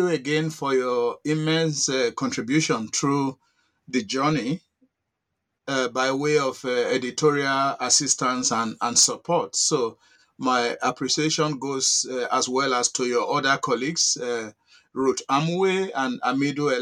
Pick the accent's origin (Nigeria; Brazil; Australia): Nigeria; Oza, Edo State, Akoko-Edo; moved away as an adult; also born or lived in Germany / United States; I was born in Oza, in the Midwest of Nigeria, which is now located under Akoko Edo local government area of Edo State